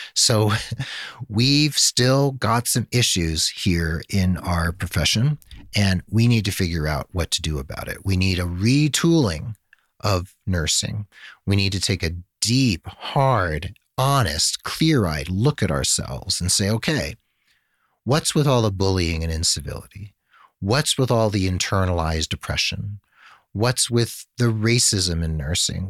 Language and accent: English; United States; also born or lived in Santa Fe, New Mexico; we privileged, spoiled Americans